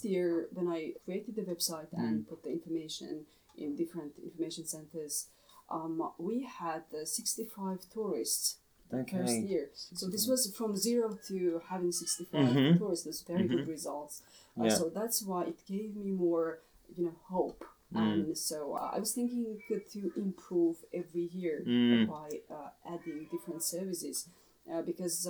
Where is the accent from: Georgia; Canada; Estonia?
Georgia; Pankisi Valley, Kakheti; I was coming from Bangesi